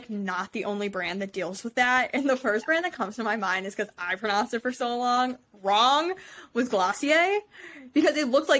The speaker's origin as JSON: {"language": "English", "town": "Cleveland", "region": "Ohio", "country": "United States", "said": "because we're from Cleveland, I'm going to have a custom Browns jersey made"}